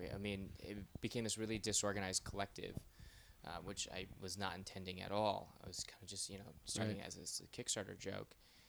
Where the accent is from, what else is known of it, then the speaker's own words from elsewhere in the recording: Michigan, United States; I'm from Michigan.